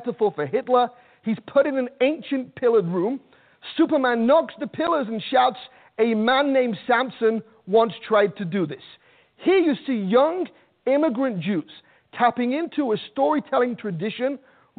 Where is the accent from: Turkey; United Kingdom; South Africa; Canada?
United Kingdom; Manchester, North West England; now in New York, United States; I'm from Manchester, England, and growing up in Manchester